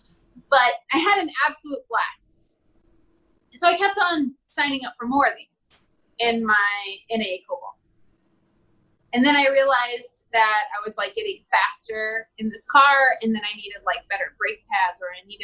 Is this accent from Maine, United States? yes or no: no; Missouri, United States; also born or lived in Wyoming; now in Arizona, United States; I grew up in small town Missouri with like 14,000 people.